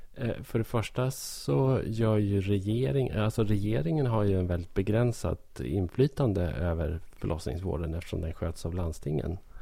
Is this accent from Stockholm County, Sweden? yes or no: no; Hälsingland, Gävleborg County, Sweden; jag är ju hälsing. Jag bor i Hälsingland